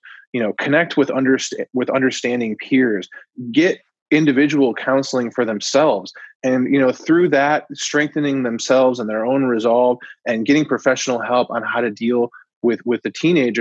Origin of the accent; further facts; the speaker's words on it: Coral Springs, Florida, United States; I grew up in Coral Springs, Florida, which is right on the border with Parkland